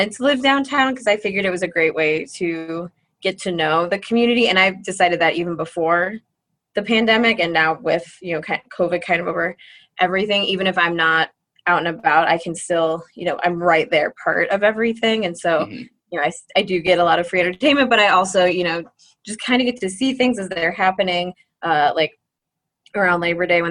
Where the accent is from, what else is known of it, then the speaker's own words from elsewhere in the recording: Northeast Ohio, United States; moved away as an adult; also born or lived in Columbus, Ohio / Cleveland, Ohio; now in Brookings, United States; growing up in Northeast Ohio